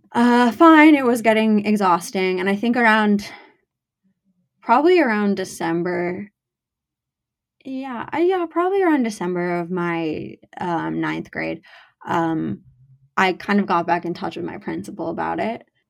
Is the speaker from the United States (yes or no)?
yes; Teaneck, New Jersey, United States; I'm from Teaneck